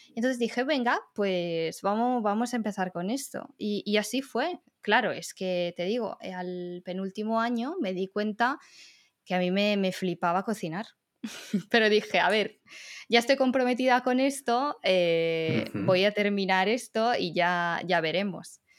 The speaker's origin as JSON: {"language": "Spanish", "town": "Riccione", "region": "Emilia-Romagna", "country": "Italy", "second_language": "Spanish", "moved": "yes", "said": "yo soy italiana"}